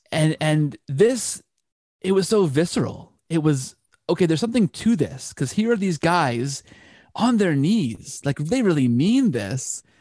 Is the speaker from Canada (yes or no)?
yes; Canada; I'm Canadian